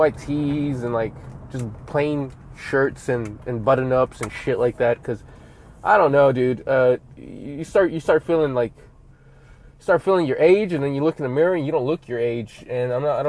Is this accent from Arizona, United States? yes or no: no; Southern California, United States; I'm from Cali, from the SoCal area